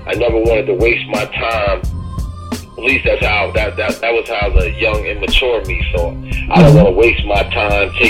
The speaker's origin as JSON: {"language": "English", "town": "Albany", "region": "New York", "country": "United States", "tie": "born or raised there", "moved": "yes", "lives_now": "Brooklyn, United States", "said": "I was born in Albany, New York, which is upstate"}